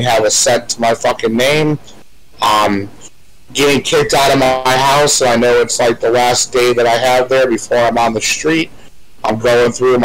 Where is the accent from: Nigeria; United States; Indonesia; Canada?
United States; Fort Myers, Florida; also born or lived in Chicago, Illinois; When I moved from Chicago to Fort Myers when I was like 9 or 10 years old, my first day at the school bus, I met Matthew Lawrence